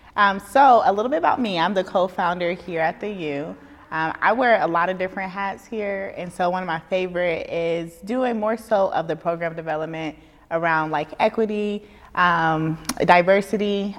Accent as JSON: {"language": "English", "town": "Dayton", "region": "Ohio", "country": "United States", "said": "I'm from Dayton, Ohio"}